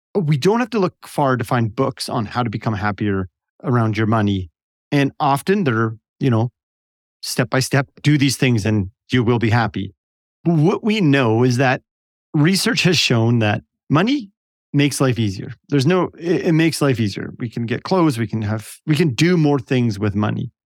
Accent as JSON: {"language": "English", "country": "Canada", "said": "I'm from Canada"}